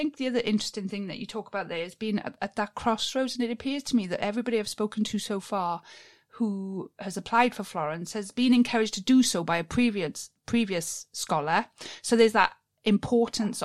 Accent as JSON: {"language": "English", "region": "Wales", "country": "United Kingdom", "said": "being a Welsh girl"}